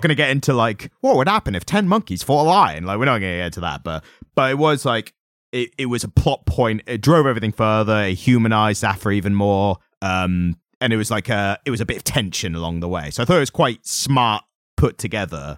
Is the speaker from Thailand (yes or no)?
no; United Kingdom; we're British